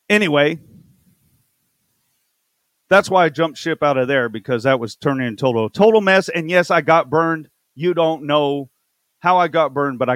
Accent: Texas, United States; I know I'm from Texas.

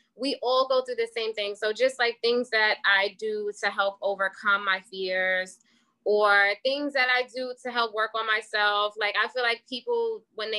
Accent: Wyandanch, New York, United States; I was raised in Windy Inch, New York. I grew up there

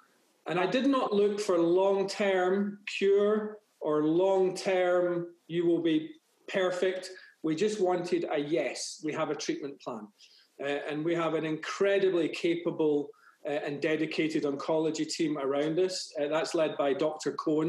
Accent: Glasgow, Scotland, United Kingdom; moved away as an adult; now in United States; I was born in Glasgow in Scotland.

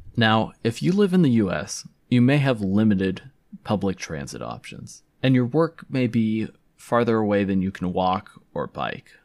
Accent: California, United States; moved away as an adult; also born or lived in Provo, Utah (BYU); I'm from California

